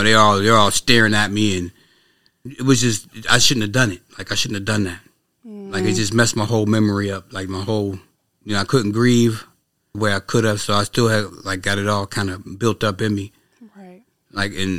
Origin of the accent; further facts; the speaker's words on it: Pittsburgh, Pennsylvania, United States; Pittsburgh, PA, yeah.